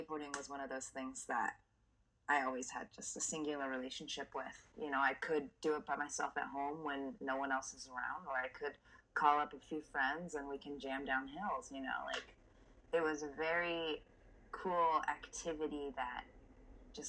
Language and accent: English; Southern California, United States; growing up in Southern California